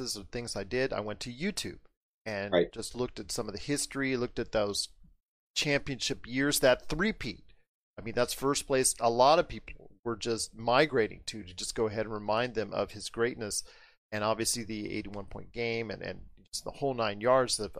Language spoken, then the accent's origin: English; Inglewood, California, United States; I was born in Inglewood, California, a block away from the Forum